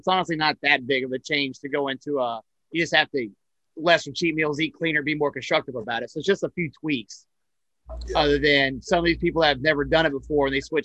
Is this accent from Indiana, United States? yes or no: no; West Jefferson, North Carolina, United States; now in Hawaii, United States; I'm from West Jefferson.